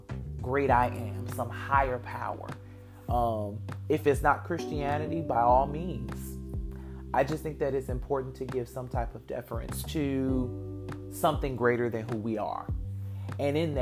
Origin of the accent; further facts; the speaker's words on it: Detroit, Michigan, United States; as a little Black boy growing up in metropolitan Detroit